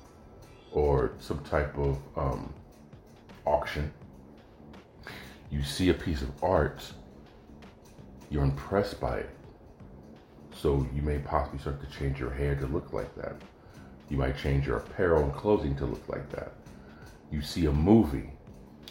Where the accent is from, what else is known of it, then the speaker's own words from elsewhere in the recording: California, United States; moved away as an adult; also born or lived in Oregon; as a Californian